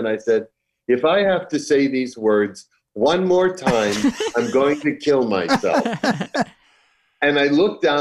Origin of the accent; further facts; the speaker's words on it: Chelsea, Massachusetts, United States; moved away; I was born in Chelsea, Massachusetts